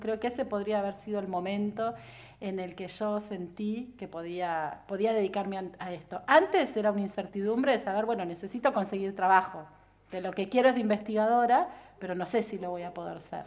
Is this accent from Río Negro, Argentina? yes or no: yes; Viedma, Río Negro, Argentina; also born or lived in Buenos Aires; Yo nací en Buenos Aires, mm. como gran parte de los que vivimos en Viedma y vinimos de chicos en el 80 y pico